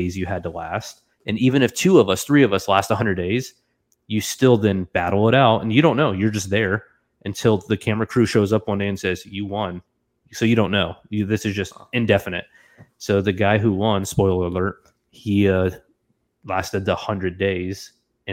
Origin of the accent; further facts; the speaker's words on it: Florida, United States; moved away as an adult; my entire time growing up in Florida, so for 21 years